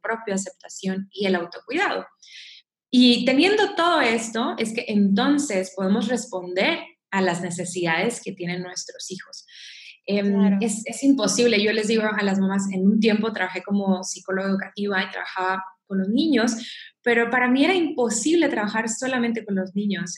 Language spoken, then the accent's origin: Spanish; Mexico; soy mexicana